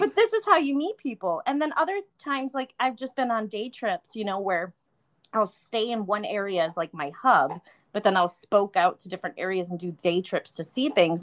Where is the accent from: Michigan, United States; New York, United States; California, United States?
New York, United States; Buffalo; moved away; I'm from Buffalo, New York originally